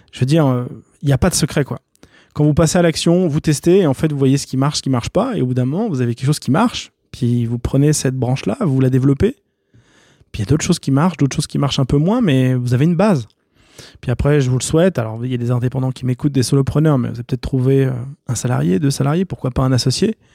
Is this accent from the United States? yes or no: no; France; je vais dire français, pas suisse, parce que vous savez, je suis français et suisse.